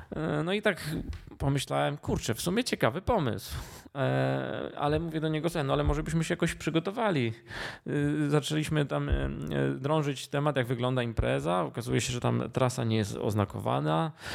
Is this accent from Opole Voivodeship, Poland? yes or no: no; Duszniki-Zdrój, Lower Silesian Voivodeship, Poland; also born or lived in Kłodzko; pochodzę z Dusznik Zdroju. Może nie urodziłem się w Dusznikach, dlatego że w, w tym okresie, kiedy ja się rodziłem, był zamknięty e, oddział położniczy, więc się urodziłem w Kłodzku. Ale mieszkałem od urodzenia w Dusznikach